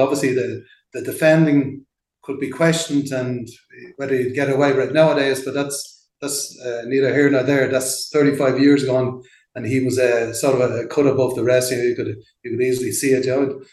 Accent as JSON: {"language": "English", "town": "Dublin", "region": "Leinster", "country": "Ireland", "tie": "born or raised there", "also_born_or_lived": "London", "moved": "as an adult", "lives_now": "Mexico", "said": "I'm from Ballyfermot originally, just like Jonathan Roach"}